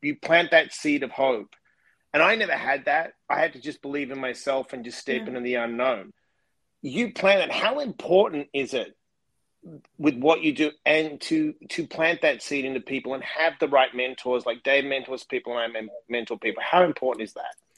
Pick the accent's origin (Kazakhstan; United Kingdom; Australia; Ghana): Australia; I come from Australia